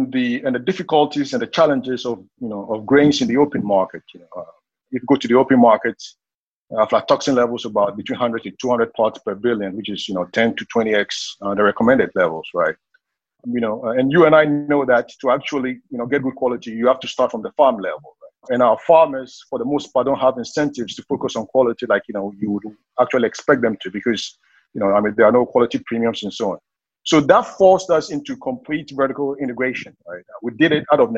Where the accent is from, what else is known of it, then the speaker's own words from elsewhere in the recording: Ghana; moved away as an adult; also born or lived in Seattle, United States; I'm originally from Ghana, based in Ghana now. I left for the U.S. after high school